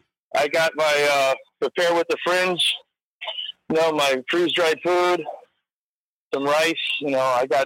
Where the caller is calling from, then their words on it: Chicago, Illinois, United States; calling from the suburbs of Chicago.